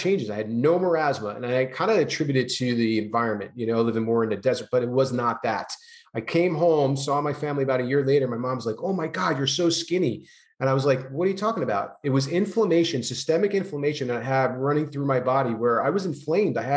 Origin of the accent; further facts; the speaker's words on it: New Jersey, United States; moved away as an adult; now in California, United States; I grew up having a lot of from New Jersey, Italian family